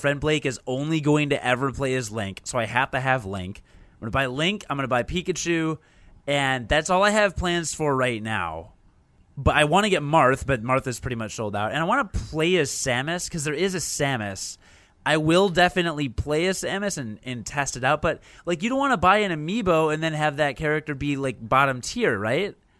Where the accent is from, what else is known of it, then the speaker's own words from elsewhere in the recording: Chicago, Illinois, United States; I'm from Chicago